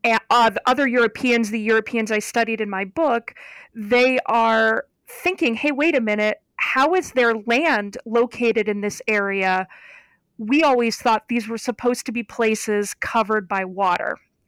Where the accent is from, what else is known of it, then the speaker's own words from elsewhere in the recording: Ohio, United States; I am from Northeastern Ohio, And I grew up about 3 miles from Lake Erie, so one of the Great Lakes.